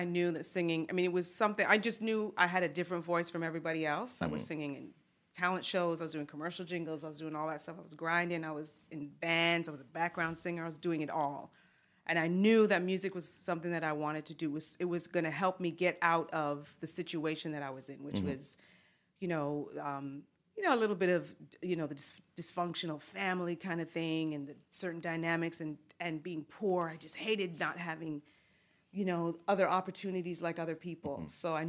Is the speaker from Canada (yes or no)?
yes; Canada; And as a Canadian, that's kind of the the duality of mm-hmm. it.